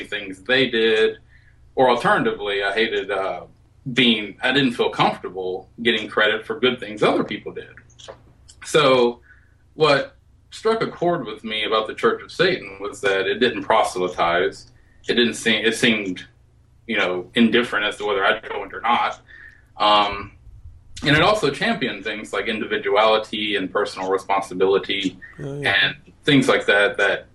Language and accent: English; Alabama, United States; I was born and raised in Alabama